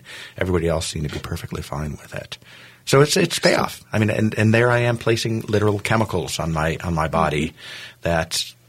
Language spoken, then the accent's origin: English; United States; I was the only American through there.